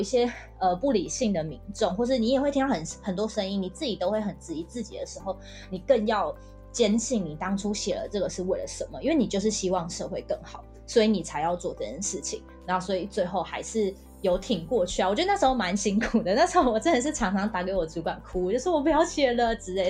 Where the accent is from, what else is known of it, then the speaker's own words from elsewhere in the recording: Hualien, Hualien County, Taiwan; 我是花莲人